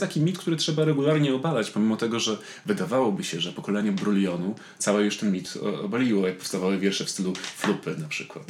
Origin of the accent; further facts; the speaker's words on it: Tarnowskie Góry, Silesian Voivodeship, Poland; now in Warsaw, Poland; jestem z Tarnowskiej Góry i do Tarnowskich Gór pałam wielką miłością.